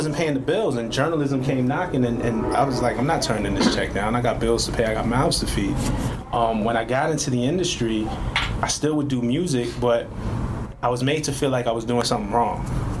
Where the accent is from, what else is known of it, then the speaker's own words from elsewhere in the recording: New York City, New York, United States; I'm from Flatbush, Brooklyn.